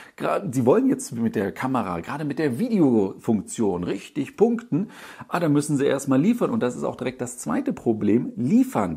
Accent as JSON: {"language": "German", "town": "Düsseldorf", "region": "North Rhine-Westphalia", "country": "Germany", "said": "ich als Düsseldorfer"}